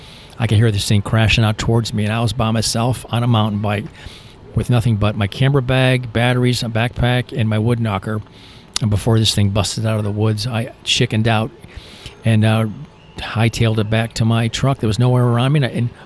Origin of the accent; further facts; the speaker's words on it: Michigan, United States; also born or lived in Florida; I'm originally from Michigan, but I grew up, my ex-military, my dad's military, my brother, myself, my uncle. So I was stationed at the Hydrofoil Squadron in Key West, so I spent a lot of time in Florida.